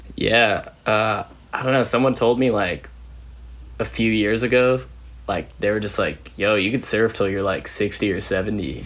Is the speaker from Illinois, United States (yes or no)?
no; Modesto, California, United States; I grew up in Modesto, California